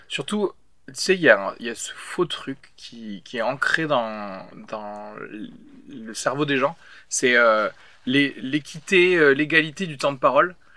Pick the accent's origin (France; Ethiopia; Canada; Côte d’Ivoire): France; en tant que français